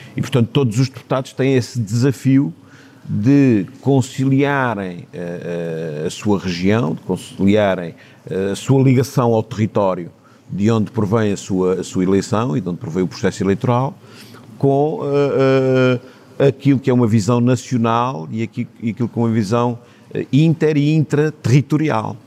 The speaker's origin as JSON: {"language": "Portuguese", "town": "Horta", "region": "Azores", "country": "Portugal", "tie": "born or raised there", "also_born_or_lived": "Torres Vedras / Timor", "said": "Os momentos da minha infância foram, foram na horta"}